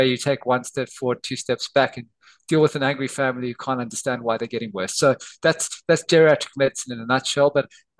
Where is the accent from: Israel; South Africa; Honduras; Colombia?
South Africa; moved away as an adult; also born or lived in Somerset, United Kingdom; now in Australia; I was born in South Africa, and I did my medical training there